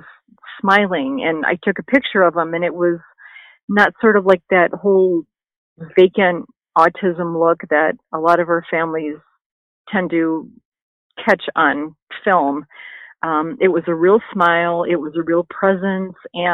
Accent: Wisconsin, United States; moved away as an adult; also born or lived in Missouri; now in California, United States; We're from Wisconsin, you know, there's really no medical program there

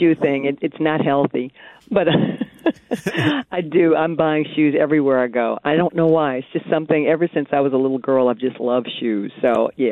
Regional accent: Detroit, Michigan, United States; moved away

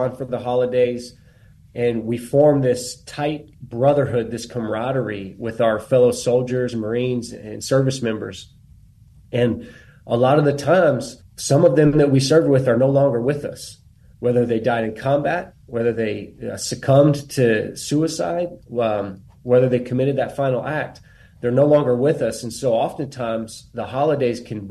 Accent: Bandera, Texas, United States; I'm from Bandera, Texas

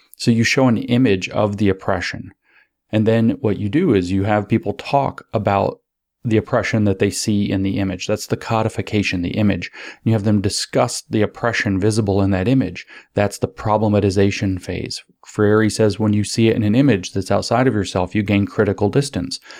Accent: United States; growing up in the United States

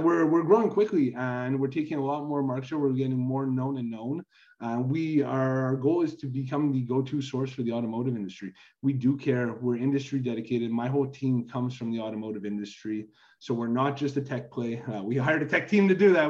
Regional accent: Canada; I'm originally from Canada

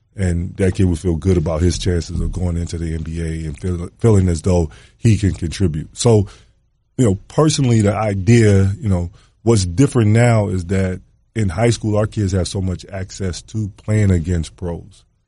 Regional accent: Atlanta, Georgia, United States; growing up in Atlanta

